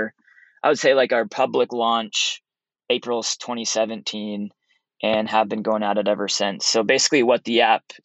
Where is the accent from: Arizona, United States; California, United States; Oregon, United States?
Oregon, United States; Oregon coast, United States; moved away as an adult; also born or lived in Utah; I grew up on the Oregon coast, a little town of 10,000 people.